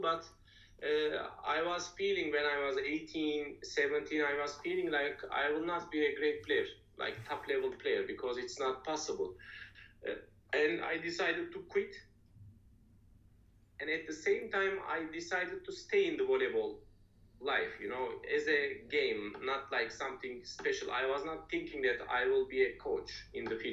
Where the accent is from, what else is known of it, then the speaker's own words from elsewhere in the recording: Turkey; English is a second language; moved away as an adult; also born or lived in Japan; now in Romania; I'm from Turkey